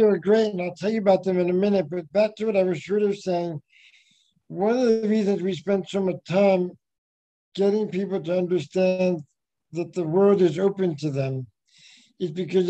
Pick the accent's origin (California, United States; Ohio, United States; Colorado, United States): California, United States; also born or lived in Beijing, China / Auckland, New Zealand / Spain; Well, you know, I came from California, but I've lived all over the world. I was in Beijing before that, in Auckland in Spain, and then back to China and California